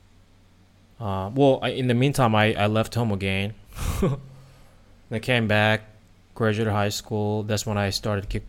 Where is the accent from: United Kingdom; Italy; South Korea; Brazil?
South Korea; moved away as an adult; also born or lived in United States; now in Thailand; I was born and raised in South Korea